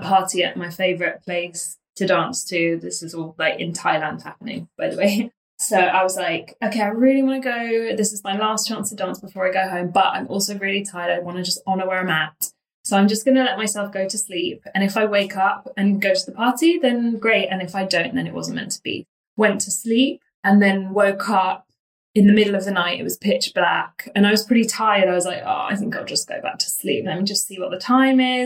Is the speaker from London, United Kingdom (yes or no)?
yes; London, United Kingdom; I am 30. I'm a Londoner.